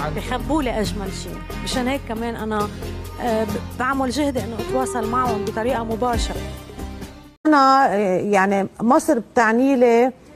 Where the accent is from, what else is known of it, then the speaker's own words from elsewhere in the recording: Lebanon; هون بحس أنا لبنانية هوية مصري بمصر بحس أنا مصرية بهوى لبناني